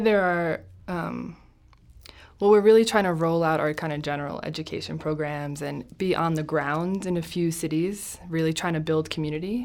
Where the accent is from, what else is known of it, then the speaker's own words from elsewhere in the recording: New Jersey, United States; I'm from Jersey.